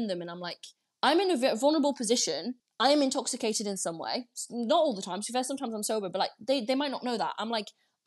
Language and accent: English; France; moved away; I grew up in France